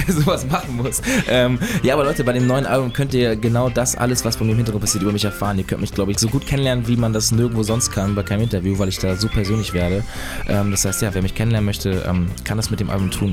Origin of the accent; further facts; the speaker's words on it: Northern Germany, Germany; moved away as an adult; now in Munich, Germany; versuche ich auch so oft es geht, irgendwie in den Norden zurück